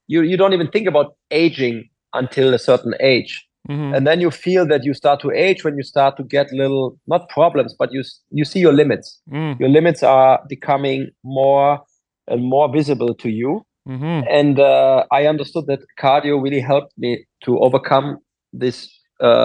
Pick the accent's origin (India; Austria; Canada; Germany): Germany; English is a second language; moved away as an adult; also born or lived in Bel Air, Los Angeles; now in Los Angeles, United States; I'm German, as I said. I grew up there